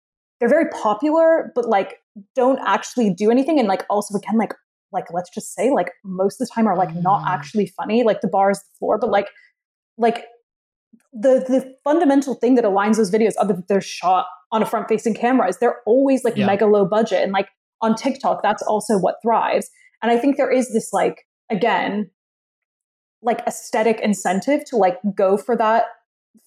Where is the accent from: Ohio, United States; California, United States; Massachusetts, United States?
Ohio, United States; I'm from Ohio